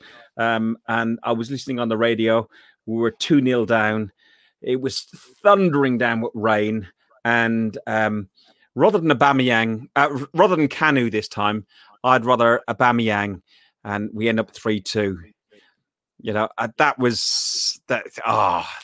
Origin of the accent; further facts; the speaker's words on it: Ireland; I'm Irish.